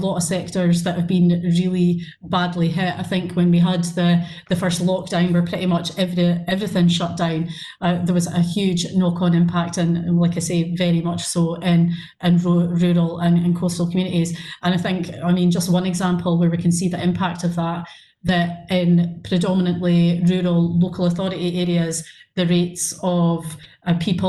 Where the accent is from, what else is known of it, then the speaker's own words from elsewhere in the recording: Brechin, Scotland, United Kingdom; I'm from Brechin, I've pretty much lived there all my life